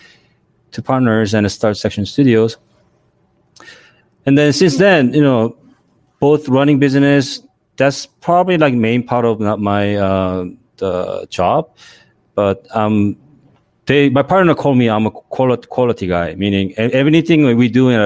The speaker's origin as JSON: {"language": "English", "country": "South Korea", "tie": "born or raised there", "second_language": "English", "moved": "yes", "lives_now": "Los Angeles, United States", "said": "I was born in Korea, but I came to the States late 80s"}